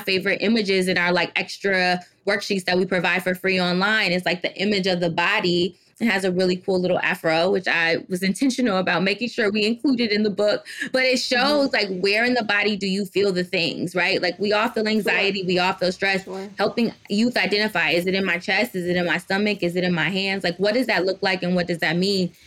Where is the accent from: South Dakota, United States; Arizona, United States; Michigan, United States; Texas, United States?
Michigan, United States; Detroit; born or raised there; also born or lived in Washington, D.C.